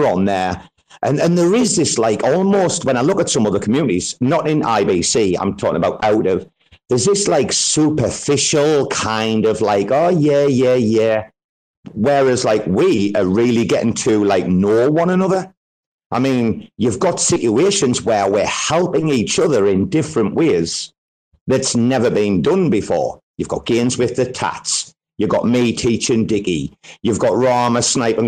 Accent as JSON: {"language": "English", "town": "Sunderland", "region": "North East England", "country": "United Kingdom", "also_born_or_lived": "Australia", "moved": "yes", "lives_now": "Thailand", "said": "a small city called Sunderland"}